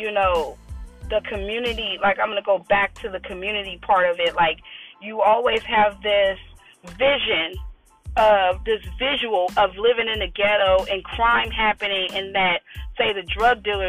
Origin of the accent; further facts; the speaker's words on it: Oakland, California, United States; Me and Dana, we both grew up in a high poverty area of Oakland. It's in North Oakland